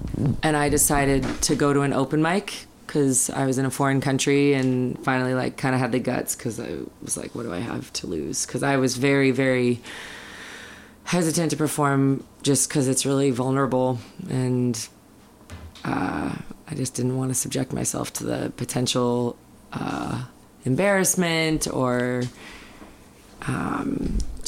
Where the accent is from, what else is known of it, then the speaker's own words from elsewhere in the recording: Seattle, Washington, United States; I'm from Seattle, so I moved back home to Seattle